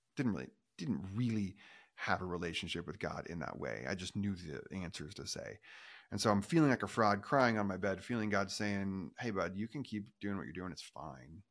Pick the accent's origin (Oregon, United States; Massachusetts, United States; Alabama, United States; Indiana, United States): Oregon, United States; I grew up in Oregon